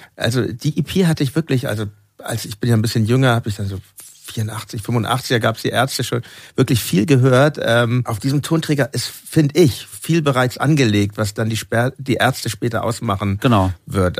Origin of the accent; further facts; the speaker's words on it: Hamburg, Germany; meine Eltern sind ja Berliner und ähm, mhm. ich bin in Hamburg geboren